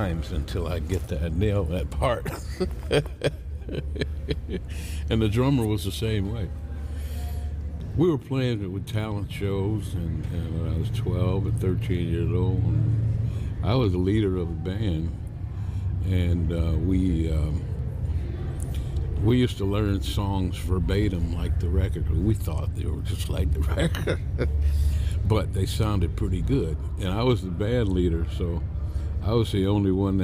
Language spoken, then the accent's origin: English; Inkster, Michigan, United States; We grew up in Inkster, and it was a really small town.